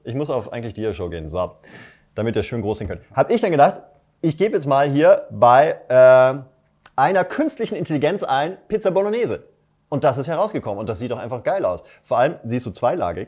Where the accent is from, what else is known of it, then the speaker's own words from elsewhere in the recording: Germany; ich als Deutscher